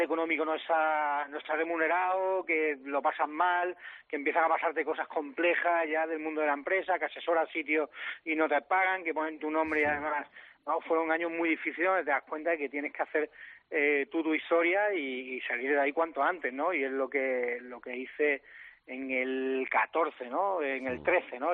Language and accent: Spanish; Andalusia, Spain; soy andaluz